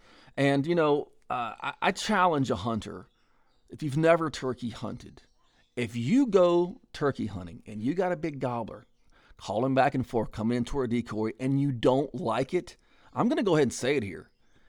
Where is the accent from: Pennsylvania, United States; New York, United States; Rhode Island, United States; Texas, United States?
Texas, United States; East; And see, I grew up here in East Texas